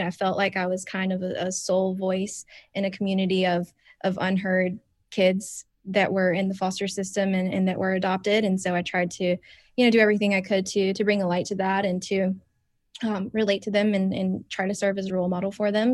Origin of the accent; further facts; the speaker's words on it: Spartanburg, South Carolina, United States; Spartanburg teen, my hometown